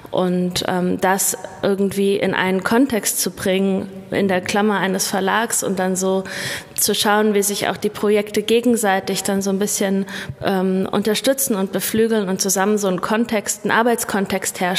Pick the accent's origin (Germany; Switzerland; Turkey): Germany; Frankfurt am Main, Hesse; moved away as an adult; also born or lived in Berlin; Also ich bin in Berlin-Neukölln geboren und äh, meine Familie ist mit mir dann aber nach Hessen gezogen, erstmal nach Frankfurt am Main. Und zum Studium bin ich dann nach Kassel gezogen 2001